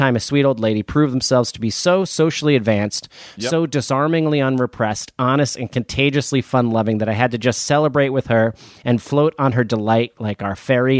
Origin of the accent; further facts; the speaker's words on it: New Jersey, United States; I am from New Jersey, but I have been lucky enough to have been traveled there a lot in my 20s